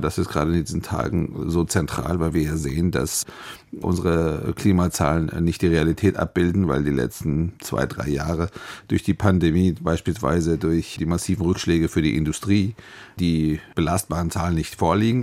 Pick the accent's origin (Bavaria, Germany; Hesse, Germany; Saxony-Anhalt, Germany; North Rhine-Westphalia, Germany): Hesse, Germany; gerade ich als Hesse